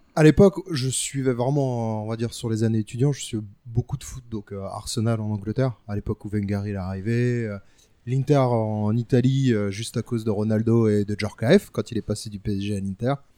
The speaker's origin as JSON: {"language": "French", "town": "Paris", "region": "Île-de-France", "country": "France"}